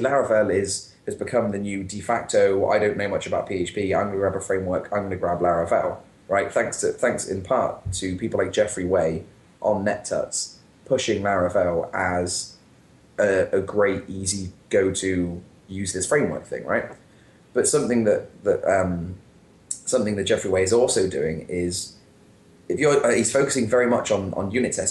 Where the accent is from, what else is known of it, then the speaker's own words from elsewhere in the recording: United Kingdom; I'm British